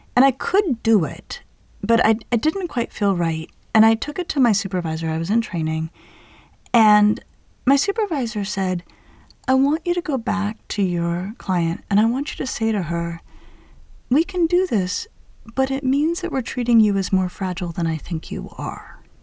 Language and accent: English; Denver, Colorado, United States; growing up in Denver